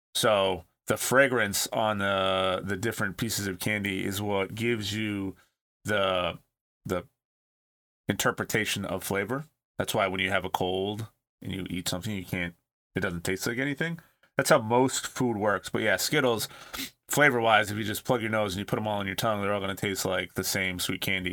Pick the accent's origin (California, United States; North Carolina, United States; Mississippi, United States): California, United States; growing up in California